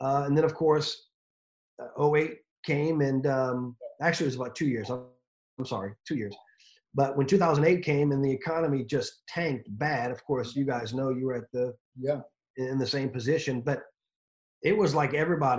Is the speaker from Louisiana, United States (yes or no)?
yes; New Orleans, Louisiana, United States; born and raised in New Orleans